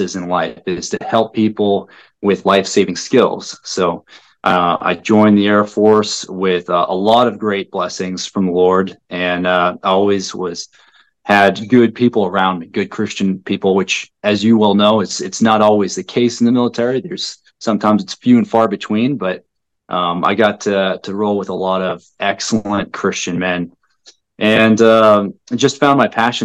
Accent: Kamiah, Idaho, United States; moved away as an adult; also born or lived in Spokane, Washington; as I was growing up in the Pacific Northwest, specifically in a little known town of Kamiai, Idaho

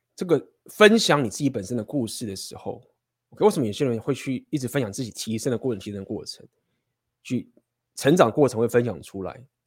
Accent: Taiwan; first language Chinese; 我们身为台湾人的这种学生时代的生活

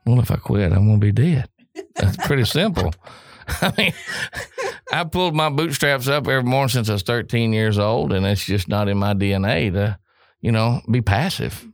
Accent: Oklahoma, United States; moved away as an adult; now in Jackson, United States; I come from Oklahoma, so we was all driving. I mean, I was driving in Hayfield at six years old

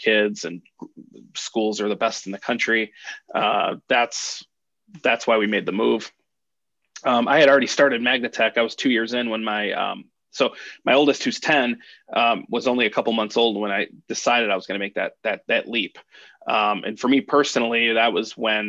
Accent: Chicago, Illinois, United States; also born or lived in Harwood Heights, Illinois; now in Naperville, United States; I was born in the Bucktown neighborhood of Chicago

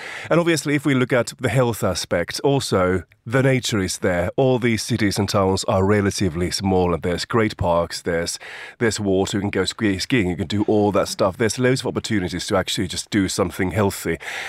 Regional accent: Finland; now in United Kingdom; this is something that I don't see in my home country.

